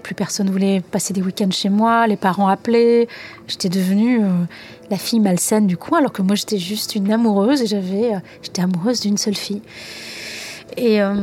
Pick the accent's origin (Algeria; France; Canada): Algeria; moved away; mon enfance en Algérie